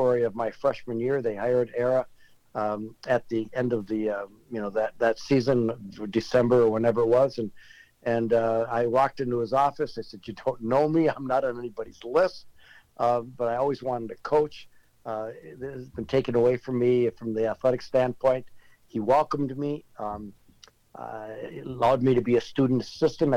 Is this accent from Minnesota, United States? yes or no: yes; Chisholm, Minnesota, United States; also born or lived in Ohio; I'm a small-town kid from northern Minnesota, Chisholm, Minnesota